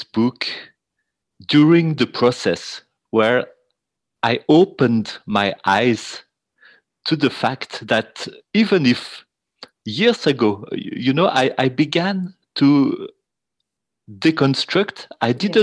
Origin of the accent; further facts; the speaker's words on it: Switzerland; I'm from Switzerland